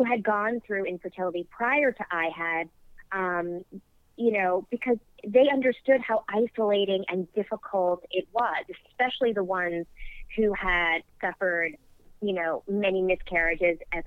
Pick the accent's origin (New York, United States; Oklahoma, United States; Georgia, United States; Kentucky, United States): New York, United States; moved away as an adult; now in South Carolina, United States; I was born and bred in New York